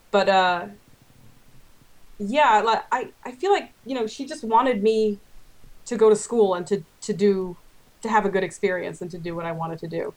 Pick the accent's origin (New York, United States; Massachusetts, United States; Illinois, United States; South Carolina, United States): New York, United States; Long Island; grew up on Long Island